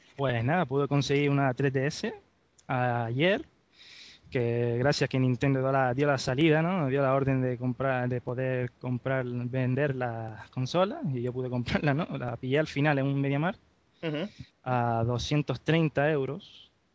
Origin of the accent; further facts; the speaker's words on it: Gran Canaria, Canary Islands, Spain; soy de Gran Canaria